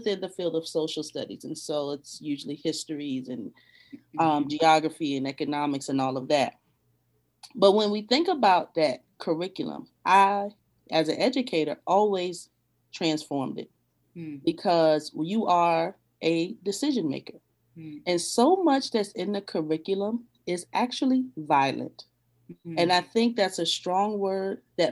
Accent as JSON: {"language": "English", "area": "10 minutes from Point Comfort", "region": "Virginia", "country": "United States", "tie": "born or raised there", "also_born_or_lived": "Arlington, Virginia", "moved": "yes", "said": "10 minutes from where I grew up, Point Comfort"}